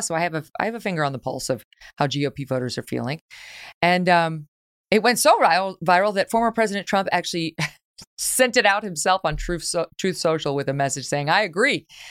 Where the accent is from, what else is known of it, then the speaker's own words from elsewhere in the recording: New York, United States; moved away as an adult; now in Connecticut, United States; I spent most of my fifty-one years as a New Yorker, not New York City, but some of those years, twenty years in New York City.